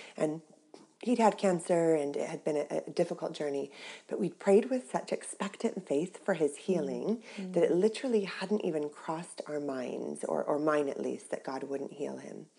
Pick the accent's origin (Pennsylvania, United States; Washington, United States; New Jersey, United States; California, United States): California, United States; Orange County; moved away as an adult; now in Cornwall, United Kingdom; I grew up in Orange County, California